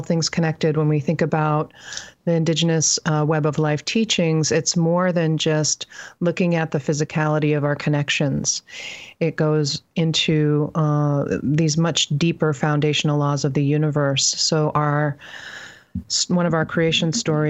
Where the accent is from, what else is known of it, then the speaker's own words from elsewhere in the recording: Penobscot Indian Island, central Maine, United States; I grew up on Bunawabskek Tribal Territory in central Maine